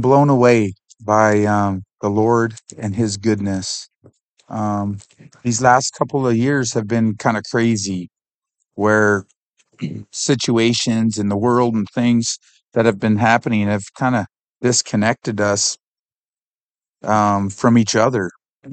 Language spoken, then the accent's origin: English; Canada; I'm from Canada.